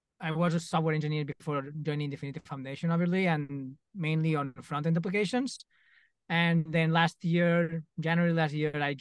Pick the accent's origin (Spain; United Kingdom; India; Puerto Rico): Spain; Mallorca, Balearic Islands; I'm from Mallorca